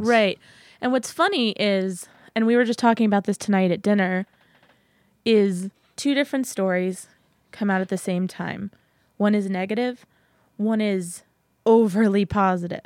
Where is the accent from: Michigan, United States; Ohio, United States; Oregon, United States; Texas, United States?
Texas, United States; San Antonio; moved away as an adult; now in Massachusetts, United States; I was born and raised in San Antonio, Texas